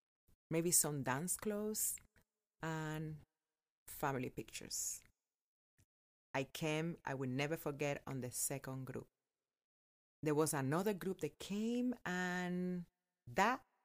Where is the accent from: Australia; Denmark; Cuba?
Cuba; English is a second language; moved away as an adult; also born or lived in Las Vegas, United States; now in United States; I will share the story of my life growing up in Cuba and how I came to live here in America